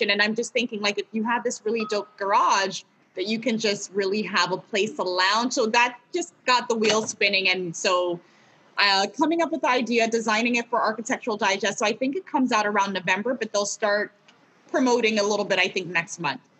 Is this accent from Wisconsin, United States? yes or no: no; California, United States; also born or lived in Ghana / Los Angeles, California; now in Canada; I grew up in California, so I do have dual citizenship.